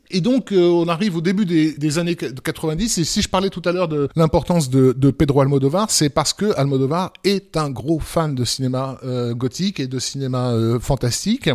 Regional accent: France; chez nous en France.

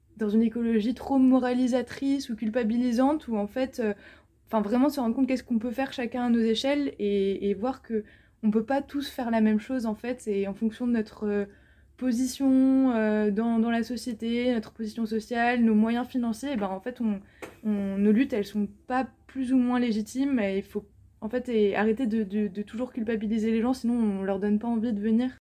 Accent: France; je parle de moi en tant que française, grandi

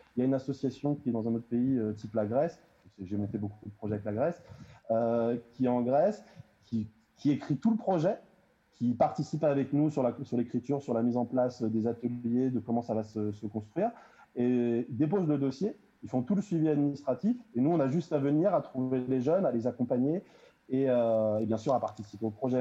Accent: Melun, Île-de-France, France; je viens de Melun

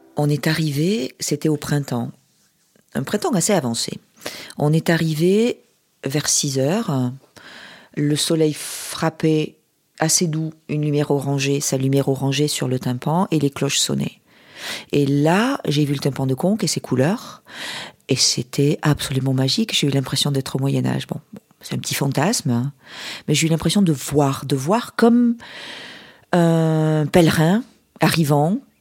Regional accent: Toulouse, Occitania, France; Je viens du sud-ouest, de Toulouse

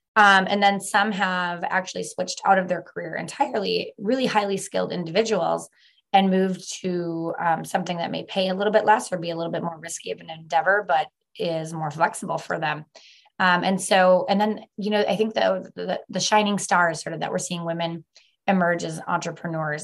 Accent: Milwaukee, Wisconsin, United States; moved away as an adult; now in Northwest Wisconsin, United States; I am a transplant. I was born and raised in Milwaukee and found my way at the very tip top of Wisconsin.

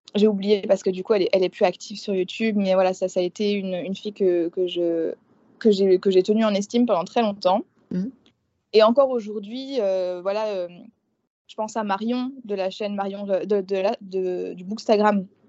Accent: eastern France, France; moved away as an adult; now in New Orleans, United States; Je suis née en France, dans l'est de la France, dans un, petit village. Moi, à la base, je suis campagnarde.

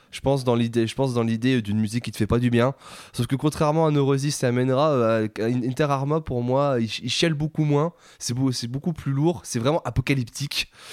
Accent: France; on est français

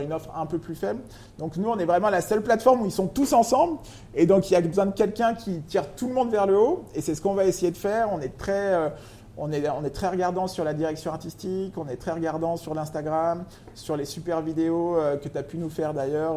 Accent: Lyon, Auvergne-Rhône-Alpes, France; moved away as an adult; also born or lived in New York / Paris; je suis originaire de Lyon

